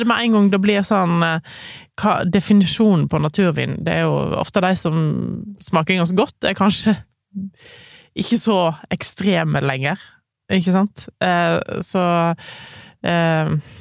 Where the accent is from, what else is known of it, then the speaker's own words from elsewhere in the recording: Voss, Vestland, Norway; jeg kommer fra Voss